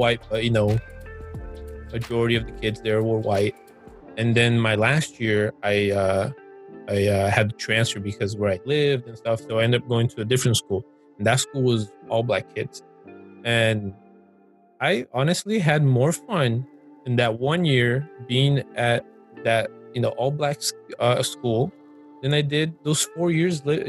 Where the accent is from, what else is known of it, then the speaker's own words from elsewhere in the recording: Brazil; also born or lived in Orlando, Florida; now in Georgia, United States; growing up in Brazil